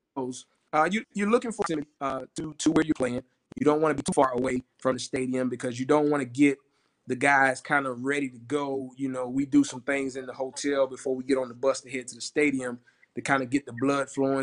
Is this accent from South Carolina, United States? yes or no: yes; Orangeburg, South Carolina, United States; I'm from Orangeburg